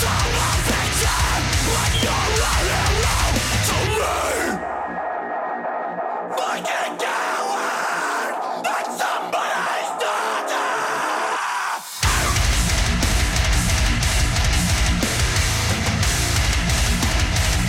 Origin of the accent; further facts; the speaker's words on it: Canberra, Australian Capital Territory, Australia; my hometown